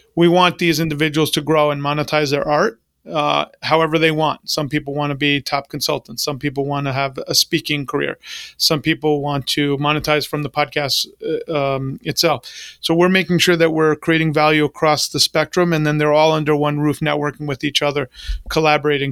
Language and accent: English; New York, United States; now in Florida, United States; I grew up in New York